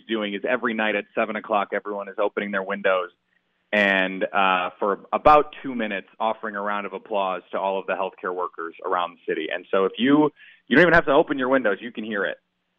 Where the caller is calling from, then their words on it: New York City, New York, United States; I'm in New York City.